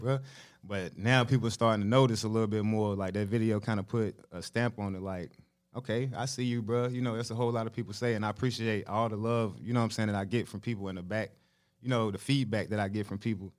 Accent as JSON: {"language": "English", "town": "Charlotte", "region": "North Carolina", "country": "United States", "tie": "born or raised there", "said": "I'm from Charlotte, North Carolina."}